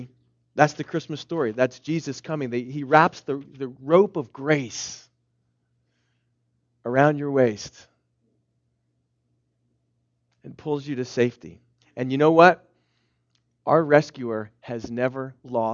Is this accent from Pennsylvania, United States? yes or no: yes; Philadelphia, Pennsylvania, United States; where I'm from Philadelphia